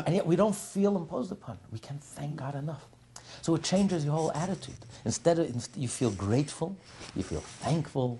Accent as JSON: {"language": "English", "country": "United States", "said": "I know we're American"}